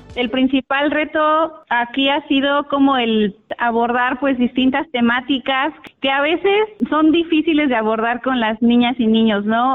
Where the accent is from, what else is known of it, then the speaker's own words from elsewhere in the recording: Guerrero, Mexico; de los más importantes aquí en, nuestro estado, como Acapulco, Iguala, Itasco